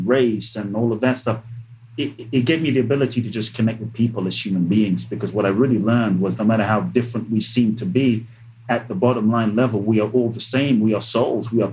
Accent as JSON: {"language": "English", "region": "London", "country": "United Kingdom", "tie": "born or raised there", "also_born_or_lived": "Ghana", "said": "I grew up in London."}